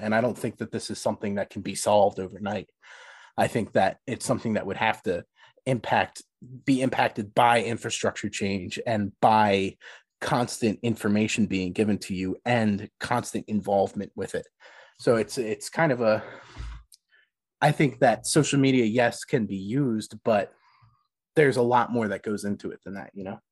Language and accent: English; Philadelphia, Pennsylvania, United States; I'm, I'm from Philly.